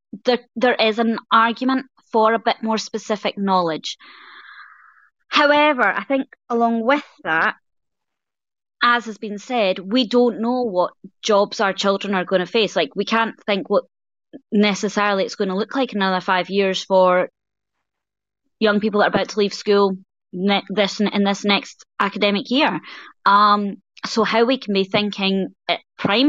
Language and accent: English; Scotland, United Kingdom